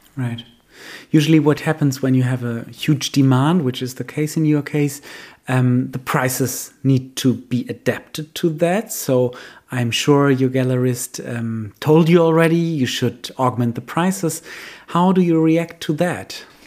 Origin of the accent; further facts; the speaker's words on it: Germany; for us, the Germans